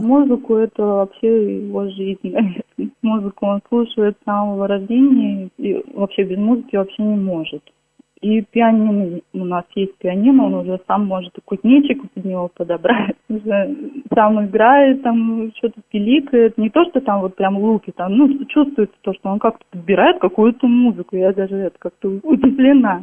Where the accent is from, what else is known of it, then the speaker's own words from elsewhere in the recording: Kolchugino, Vladimir Oblast, Russia; Наш Кольчугин город небольшой